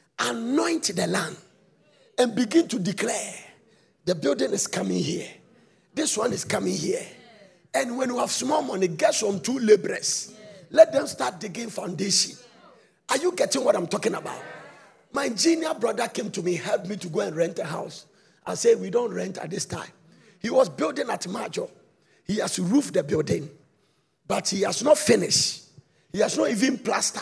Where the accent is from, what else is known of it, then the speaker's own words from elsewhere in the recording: Ghana; I'm a Ghanaian